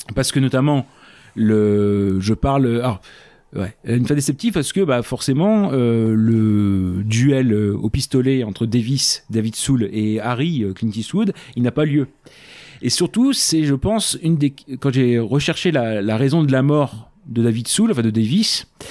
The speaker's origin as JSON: {"language": "French", "country": "France", "said": "comme on est français"}